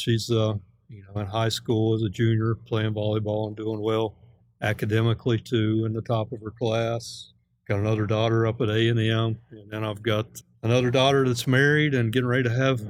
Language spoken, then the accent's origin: English; Southern Ohio, United States; moved away as an adult; now in Texas, United States; I'm originally from Southern Ohio. Worked there, born and raised there in Southern Ohio.